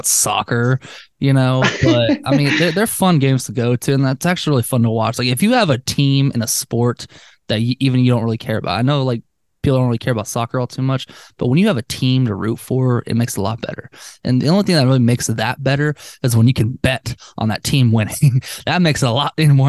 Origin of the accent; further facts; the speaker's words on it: Austin, Texas, United States; I was born and raised out here in Austin